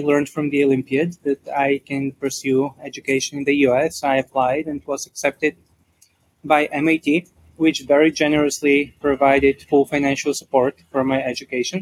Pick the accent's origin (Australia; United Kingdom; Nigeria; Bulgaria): Bulgaria; moved away; I grew up in Bulgaria